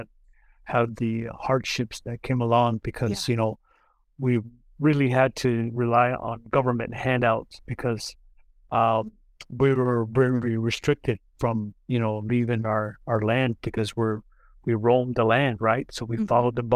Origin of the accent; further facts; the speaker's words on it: Meskwaki Indian Settlement, Iowa, United States; I come from the community called the Meskwaki Indian Settlement.